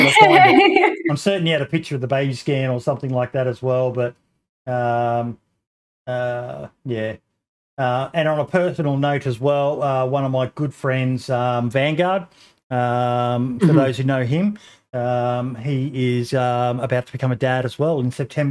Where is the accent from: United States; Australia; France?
Australia; me being an Aussie